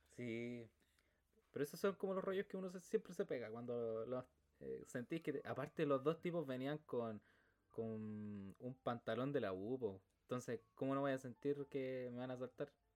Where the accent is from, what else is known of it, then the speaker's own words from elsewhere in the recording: Quillota, Valparaíso, Chile; acá en Quillota